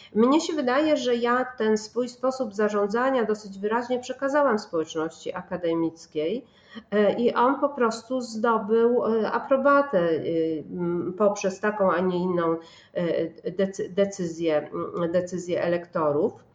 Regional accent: Poznań, Greater Poland, Poland; jestem poznanianką

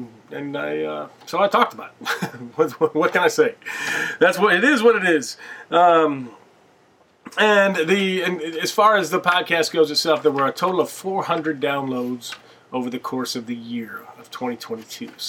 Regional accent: Bloomington, United States; moved away as an adult; now in New York City, United States; my hometown, Bloomington

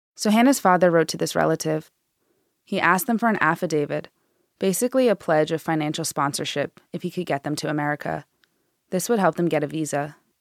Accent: Massachusetts, United States; my home state in Massachusetts

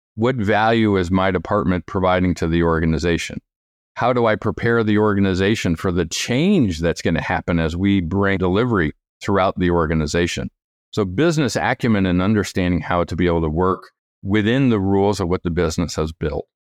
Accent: New York, United States; moved away; I'm from New York originally.

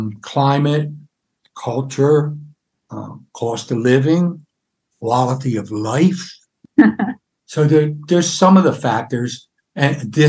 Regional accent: Florida, United States; moved away as an adult; now in San Miguel de Allende, Mexico; because we're from Florida and we're used to being close to the beach.

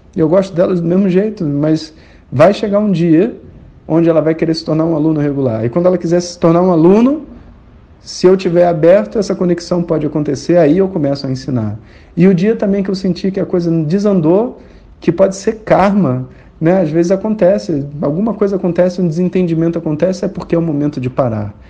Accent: Rio de Janeiro, Brazil; eu sou carioca

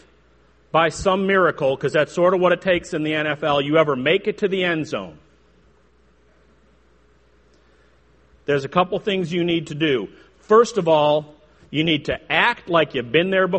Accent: Chicago, Illinois, United States; I grew up in the Chicago area, hence my outrageous accent

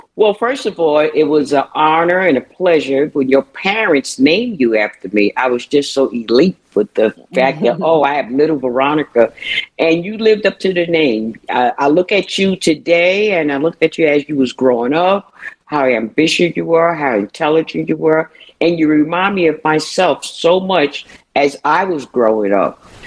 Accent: New York City, New York, United States; growing up in Brooklyn, New York

